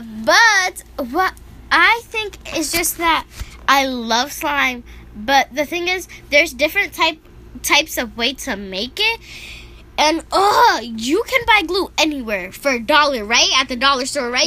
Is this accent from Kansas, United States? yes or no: no; New York, United States; We grew up in New York together